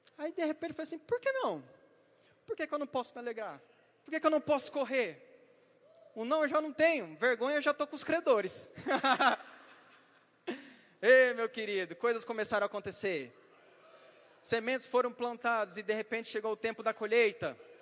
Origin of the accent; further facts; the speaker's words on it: Paraná, Brazil; moved away; Como diz na minha região, eu vim lá do Paraná e fala balela